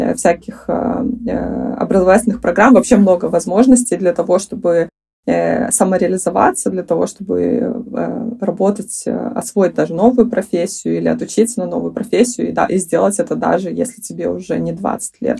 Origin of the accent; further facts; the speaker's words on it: Belarus; moved away as an adult; now in Sweden; в моей стране, я из Беларуси